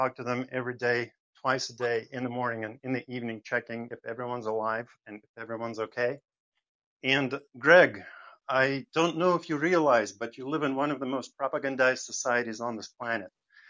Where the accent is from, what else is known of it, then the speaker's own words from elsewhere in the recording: Donbas, Ukraine; now in United States; I see footage from my hometown that is being shelled and terrorized by the Ukrainian regime